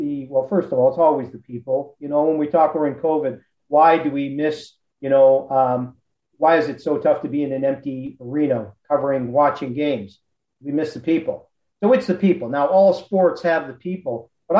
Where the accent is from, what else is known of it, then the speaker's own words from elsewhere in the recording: Montreal, Quebec, Canada; moved away; I grew up in the Montreal area.